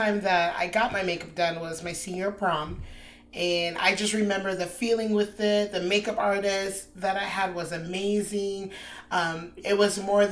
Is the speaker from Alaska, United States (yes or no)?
yes; Anchorage, Alaska, United States; moved away as an adult; now in Austin, United States; I'm from Anchorage, Alaska, just transferred to Austin roughly 6 months ago